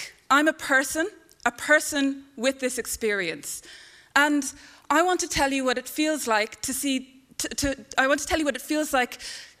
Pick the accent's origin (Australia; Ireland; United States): Ireland; now in Canada; I'm Irish. I grew up in this country